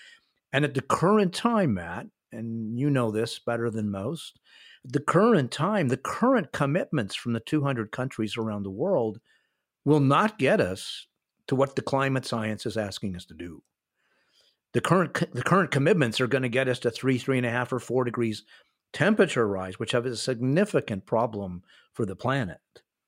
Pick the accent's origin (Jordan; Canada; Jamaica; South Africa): Canada; also born or lived in United States; spent half of my life in the United States and half of my life living in Canada. I'm a North American as a Canadian